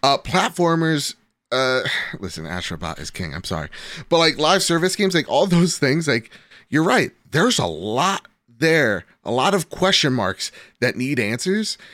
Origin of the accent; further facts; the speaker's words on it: United States; I'm American